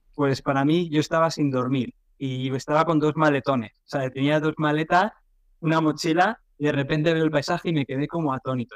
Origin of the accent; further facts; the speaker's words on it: Madrid, Community of Madrid, Spain; moved away as an adult; also born or lived in Northern Ireland / England; now in Vietnam; yo soy de España, de Madrid, ¿vale? un barrio de la periferia. No soy del centro, o sea, yo de joven y tal iba al centro una vez cada tres meses